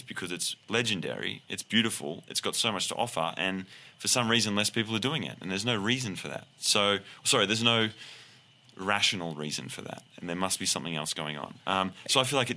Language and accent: English; Australia; now in United States; I'm Australian, my adopted American